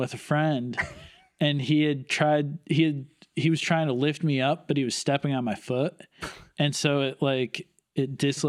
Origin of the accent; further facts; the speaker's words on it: Southington, Connecticut, United States; Southington, Connecticut. It's like okay. Central Connecticut, kind of halfway between, Hartford and New Haven.